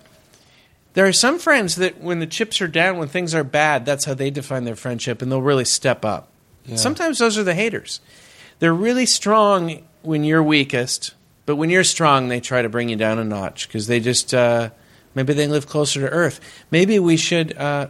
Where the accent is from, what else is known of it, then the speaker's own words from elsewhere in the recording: Northern California, United States; I'm from Northern California